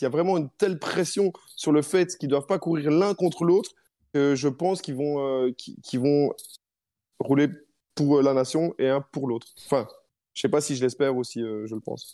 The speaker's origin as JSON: {"language": "French", "country": "Belgium"}